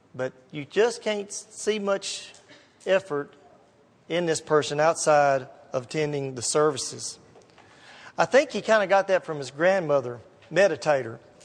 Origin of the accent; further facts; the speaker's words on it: Gallatin, Tennessee, United States; I grew up down in Gallatin.